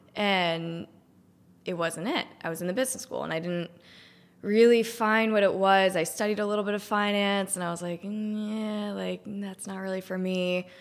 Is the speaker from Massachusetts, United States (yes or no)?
yes; Cohasset, Massachusetts, United States; moved away as an adult; also born or lived in Richmond / Denver; I grew up on the South Shore. I grew up in Cohasset